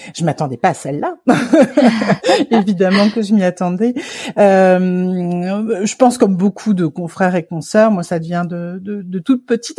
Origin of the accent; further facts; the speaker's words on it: Paris, Île-de-France, France; en tant que Parisienne, euh, née, élevée et grandie à Paris